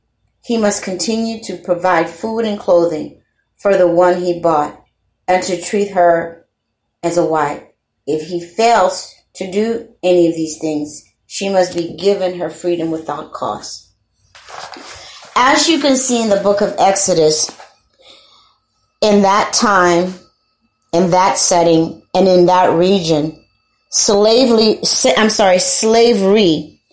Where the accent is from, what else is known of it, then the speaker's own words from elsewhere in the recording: Louisiana, United States; I'm a Creole. I'm from Louisiana